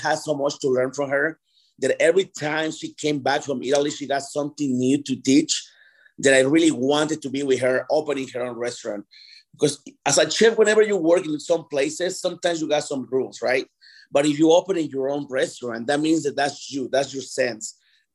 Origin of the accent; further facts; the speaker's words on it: Mexico City, Mexico; now in Denver, United States; I'm from Mexico City